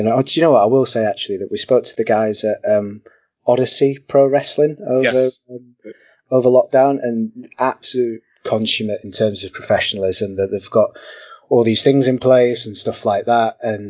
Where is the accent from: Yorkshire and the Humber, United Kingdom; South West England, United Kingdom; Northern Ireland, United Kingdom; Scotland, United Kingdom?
Yorkshire and the Humber, United Kingdom; Hull; So yes, I'm from Hull.